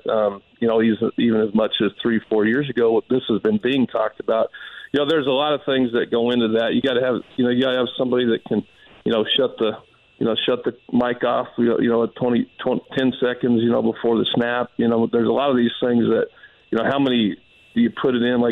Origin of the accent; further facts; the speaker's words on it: Denver, Colorado, United States; moved away; growing up in Denver, being a Denver Broncos fan